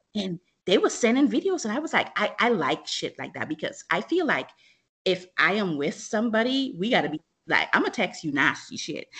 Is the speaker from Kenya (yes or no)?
no; Bahamas; growing up in the Bahamas